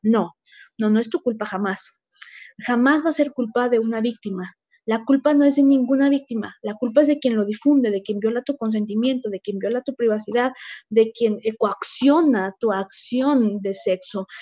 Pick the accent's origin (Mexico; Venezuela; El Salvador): Mexico; Huauchinango, Puebla; yo soy originaria de la Sierra Norte de Puebla, en Huauchinango